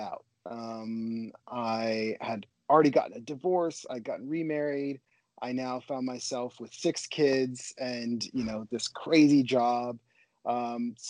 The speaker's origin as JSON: {"language": "English", "town": "Portland", "region": "Oregon", "country": "United States", "tie": "born or raised there", "said": "born and raised in Portland, Oregon"}